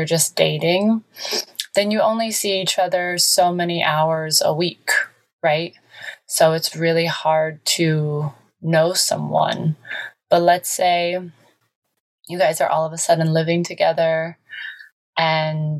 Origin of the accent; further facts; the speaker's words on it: Ohio, United States; now in Los Angeles, United States; someone from the Midwest who grew up with so many different, well, just four seasons